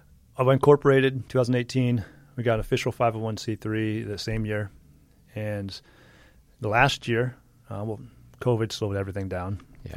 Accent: Midwest, United States; grew up in the Midwest. {S1} I grew up, I was landlocked. there was a lake.

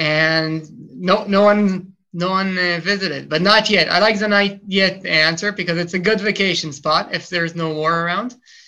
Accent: Israel; English is a second language; My origin, my family's from the U.S., but I'm born and raised in Israel, so sorry about the accent if some of the words are unpronounceable for me. And it happens sometimes, but you know, I've done the army service here in Israel.

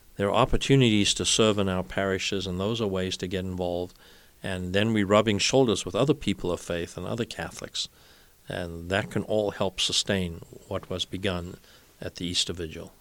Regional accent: South Africa; now in United States; When I was growing up in South Africa, Ascension Thursday was a public holiday

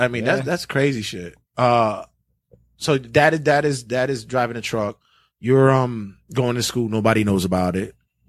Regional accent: New York City, New York, United States; Growing up in Brooklyn doing my thing, I've taken L's.

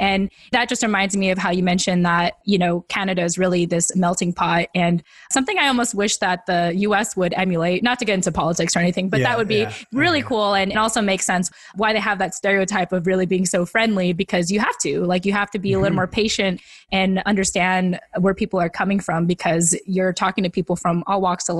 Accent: California, United States; because I'm from California.

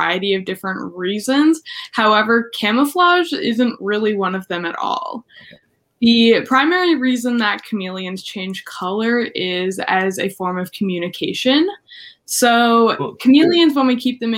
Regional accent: Nova Scotia, Canada; Where I grew up in Nova Scotia, there weren't a whole lot of snakes

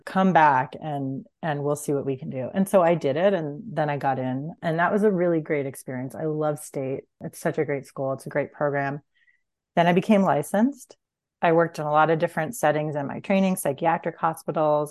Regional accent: Huntington, New York, United States; now in Fairfax, United States; I grew up on Long Island

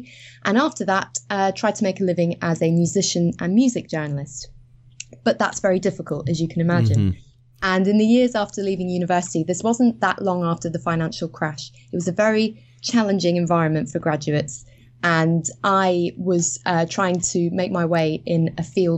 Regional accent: Edinburgh, Scotland, United Kingdom; I actually trained as a musician when I grew up in Edinburgh.

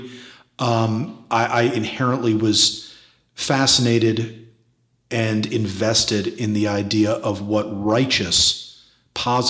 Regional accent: New York City, New York, United States; I was growing up in New York City in the 80s.

